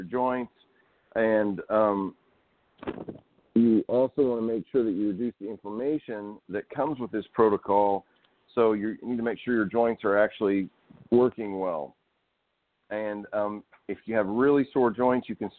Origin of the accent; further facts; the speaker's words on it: Arkansas, United States; I grew up out in Arkansas.